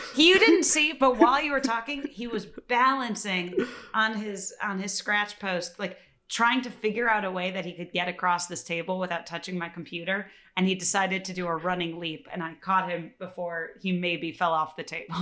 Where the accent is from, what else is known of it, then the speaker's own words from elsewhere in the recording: Chicago, Illinois, United States; I'm from Chicago